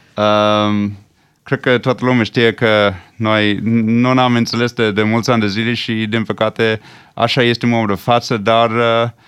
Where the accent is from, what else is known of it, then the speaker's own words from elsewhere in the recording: Switzerland; first language English; Romanian is a second language; now in Romania; m-am născut în Elveția